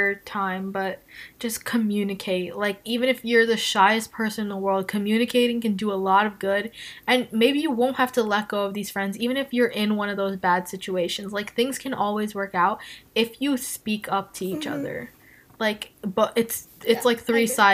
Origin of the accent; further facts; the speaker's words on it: United States; we're Indian American, so like we were born here